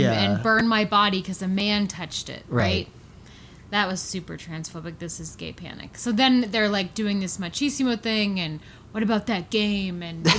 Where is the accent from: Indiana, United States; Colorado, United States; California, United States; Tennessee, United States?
Colorado, United States; We're from Colorado.